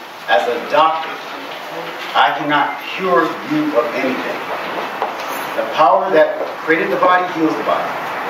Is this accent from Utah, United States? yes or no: no; North Carolina, United States; born there; Coming from the Carolinas, my parents came from South Carolina, I was born in North Carolina.